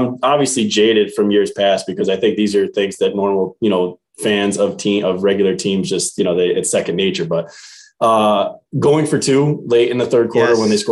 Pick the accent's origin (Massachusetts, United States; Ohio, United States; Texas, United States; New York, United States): New York, United States; Albany; now in Central New York, United States; Albany, I'm from Albany originally